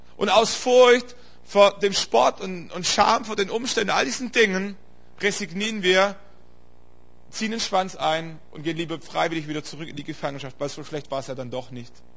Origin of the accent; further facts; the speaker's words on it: Stuttgart area, Baden-Württemberg, Germany; eine Strecke über Stuttgart und so, das ist so meine Heimat, da komme ich her